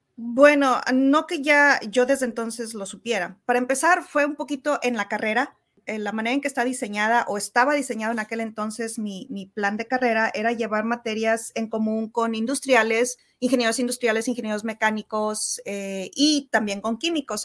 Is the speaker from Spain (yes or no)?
no; Santiago, Nuevo León, Mexico; yo soy de Villa de Santiago, que está como a 30 um, kilómetros al sur de Monterrey